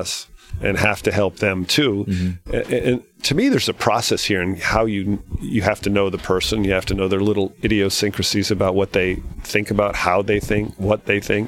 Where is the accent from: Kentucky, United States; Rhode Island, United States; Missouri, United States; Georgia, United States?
Rhode Island, United States; Billy Andrade and I we grew up together in Rhode Island